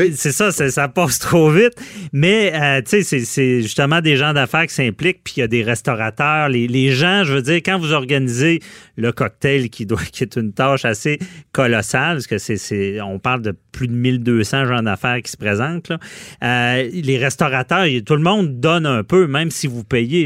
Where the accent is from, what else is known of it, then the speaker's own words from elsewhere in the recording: Quebec City, Quebec, Canada; je suis de Québec